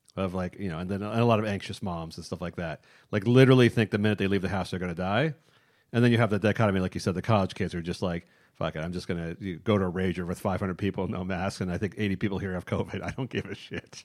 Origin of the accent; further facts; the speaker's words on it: San Francisco, California, United States; I grew up in San Francisco